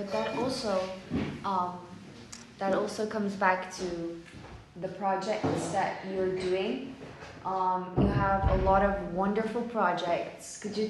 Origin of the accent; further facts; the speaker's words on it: Turkey; now in Netherlands; as a Turkish person living in the Netherlands.